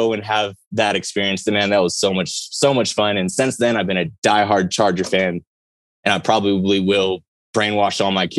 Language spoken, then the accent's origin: English; San Diego, California, United States; now in Oklahoma City, United States; born and raised in San Diego.